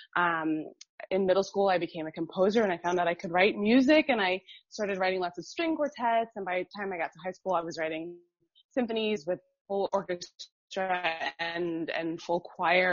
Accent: Miami, Florida, United States; I grew up in Miami and Miami is super diverse

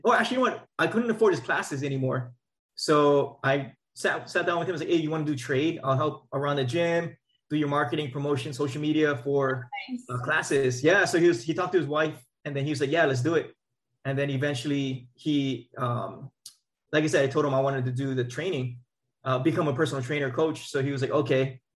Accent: Maui, Hawaii, United States; moved away as an adult; also born or lived in Oahu, Hawaii / Bay Area, California; now in Elk Grove, United States; Born and raised on Maui, and then so after graduating Lahainaluna High School

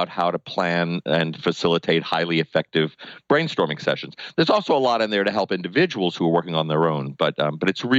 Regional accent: New Orleans, Louisiana, United States; moved away as an adult; also born or lived in New York City; I have a master's degree in voice from Tulane and in New Orleans, my hometown

